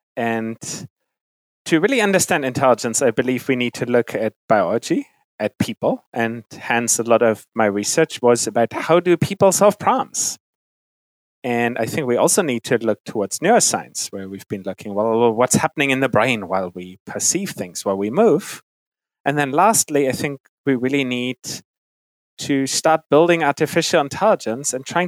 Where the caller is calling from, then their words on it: Philadelphia, Pennsylvania, United States; So I'm at home in Philadelphia.